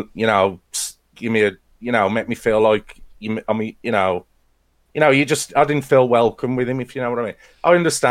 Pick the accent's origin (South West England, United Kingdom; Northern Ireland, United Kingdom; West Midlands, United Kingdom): West Midlands, United Kingdom; Wolverhampton; I'm from Wolverhampton.